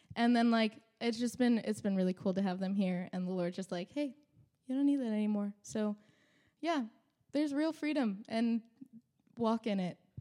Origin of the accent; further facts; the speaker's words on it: New England, United States; also born or lived in Midwest; I'm from New England, and New Englanders are really stubborn